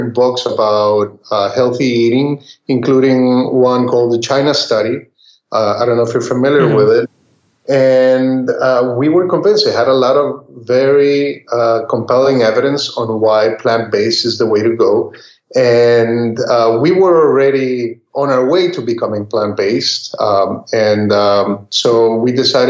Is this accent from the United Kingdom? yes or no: no; Costa Rica; moved away; also born or lived in Texas; what I grew up eating, we grew up eating back in Costa Rica